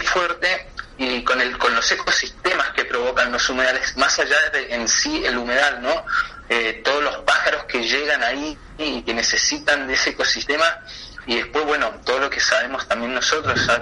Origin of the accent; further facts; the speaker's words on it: Chilean Patagonia, Chile; yo soy chileno de la Patagonia